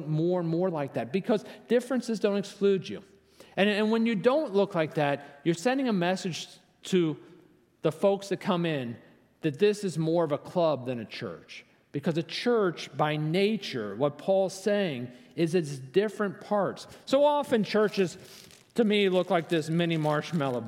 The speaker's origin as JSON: {"language": "English", "region": "Virginia", "country": "United States", "said": "I'm from Virginia. I'm here with my daughter."}